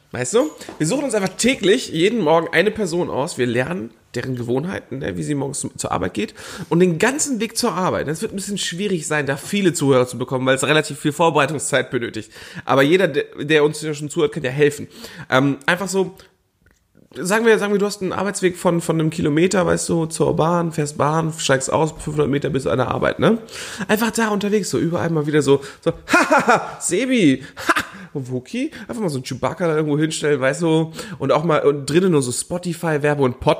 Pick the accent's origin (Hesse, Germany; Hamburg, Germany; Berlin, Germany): Hamburg, Germany; Ich meine, ich komme aus Hamburg, weißt du, das ist alte Schule